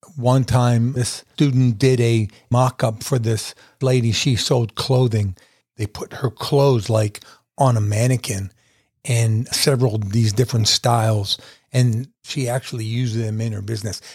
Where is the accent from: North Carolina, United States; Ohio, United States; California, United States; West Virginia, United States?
West Virginia, United States; Weirton; now in Statesville, United States; my wife and I are going to move back to my hometown